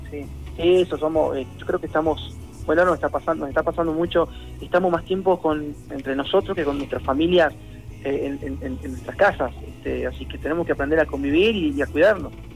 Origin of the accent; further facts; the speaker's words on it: Salta, Argentina; Yo soy de Salta